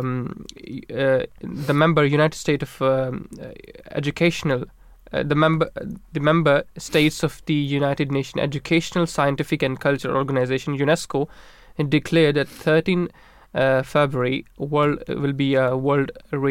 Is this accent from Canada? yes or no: no; Pakistan; moved away; I was born in Pakistan